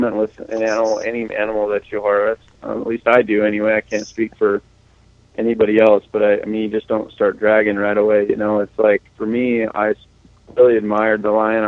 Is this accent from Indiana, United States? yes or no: no; Nevada, United States; now in Idaho, United States; I'm an Idaho boy now. I grew up in Nevada